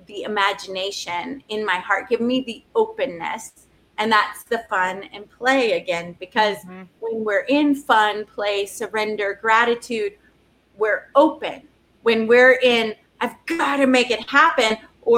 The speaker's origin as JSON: {"language": "English", "region": "the South", "country": "United States", "said": "I'm from the South"}